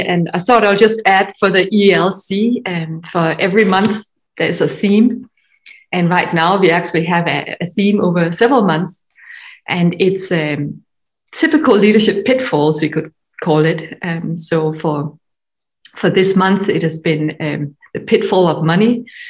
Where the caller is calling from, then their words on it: Denmark; From Denmark. So I look very Scandinavian.